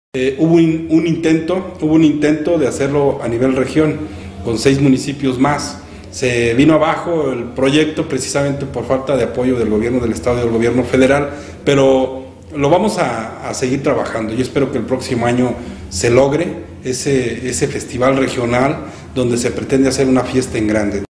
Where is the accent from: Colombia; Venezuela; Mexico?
Mexico; Ocampo, Michoacán; nos representa como mexicanos, como michoacanos y como campenses